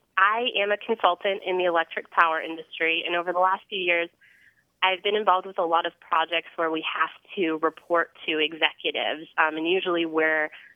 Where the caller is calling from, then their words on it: Indianapolis, Indiana, United States; Hi, this is …. I'm calling from Indianapolis, Indiana.